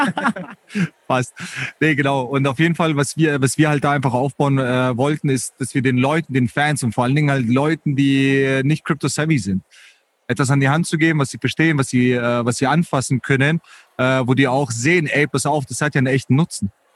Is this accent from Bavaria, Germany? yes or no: yes; Munich, Bavaria, Germany; ich bin Münchner